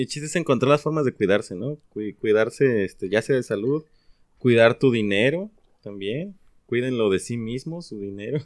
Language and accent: Spanish; Mexico; como mexicanos que somos